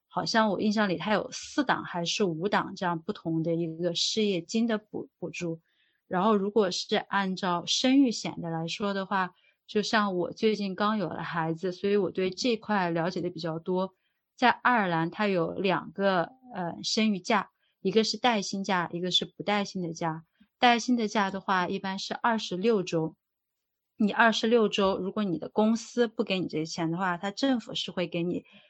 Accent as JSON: {"language": "Chinese", "country": "China", "moved": "yes", "lives_now": "Dublin, Ireland", "said": "作为一个中国人，刚到这边的时候"}